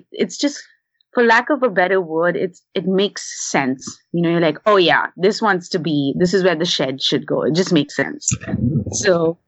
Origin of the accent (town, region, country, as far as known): India; first language English; now in Portland, United States